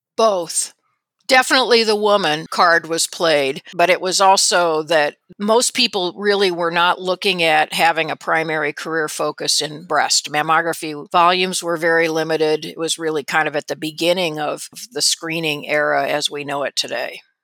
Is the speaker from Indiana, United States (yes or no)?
yes; South Bend, Indiana, United States; also born or lived in California / Rochester, Minnesota; my family didn't move to Indiana until I was starting fourth grade, so we moved actually from Rochester, Minnesota, where my dad was at the Mayo Clinic, to South Bend, and that's where I spent the bulk of my childhood through high school.